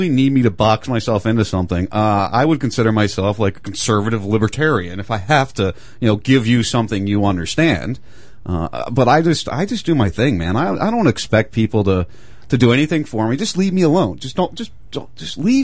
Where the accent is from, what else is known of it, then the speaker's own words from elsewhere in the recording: New Jersey, United States; moved away; I'm from Jersey. I was born and raised in Jersey.